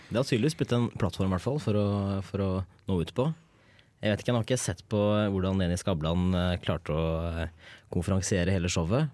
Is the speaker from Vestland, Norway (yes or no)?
no; Hedmark, Innlandet, Norway; moved away as an adult; now in Trondheim, Norway; Jeg kommer fra Hedmark. Dypeste skauen i Hedmark.